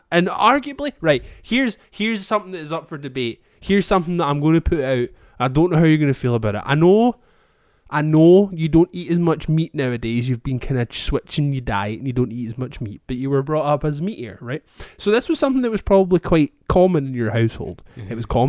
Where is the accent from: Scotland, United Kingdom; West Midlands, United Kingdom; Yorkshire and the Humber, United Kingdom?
Scotland, United Kingdom; as a Scottish person